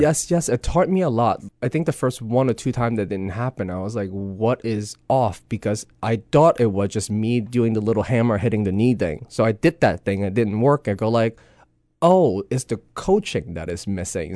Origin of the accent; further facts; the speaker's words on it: Hong Kong; moved away; growing up in Hong Kong, you kinda have this East and West, you know, meet